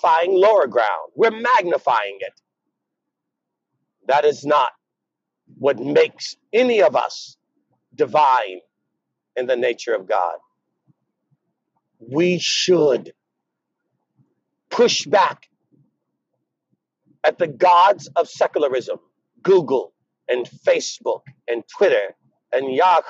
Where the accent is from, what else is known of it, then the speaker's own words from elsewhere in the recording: United States; I'm African American